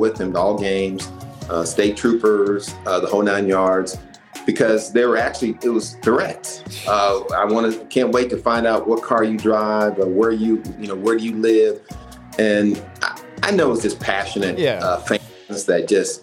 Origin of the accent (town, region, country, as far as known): Indiana, United States